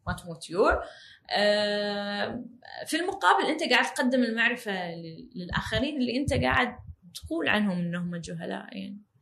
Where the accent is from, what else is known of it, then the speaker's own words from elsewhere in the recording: Kuwait; عندنا بالكويت